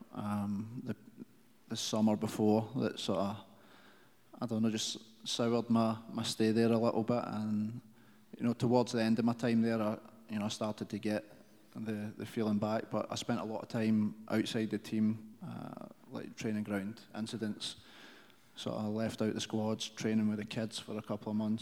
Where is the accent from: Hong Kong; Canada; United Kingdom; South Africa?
United Kingdom; moved away as an adult; now in Kansas City, United States; back in the UK